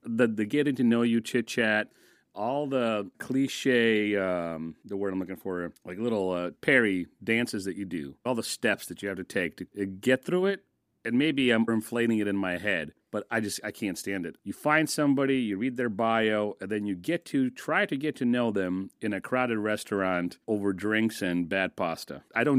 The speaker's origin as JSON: {"language": "English", "country": "United States", "tie": "born or raised there", "said": "the culture, the subculture I grew up in America."}